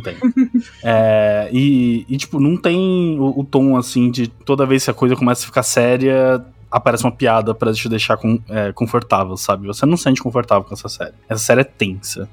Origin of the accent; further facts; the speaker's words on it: São Paulo, Brazil; also born or lived in Diadema; Eu, eu é nasci em Diadema, mas eu vim me vendo inteira em São Paulo, tá ligado? Então minha cidade de Natal é São Paulo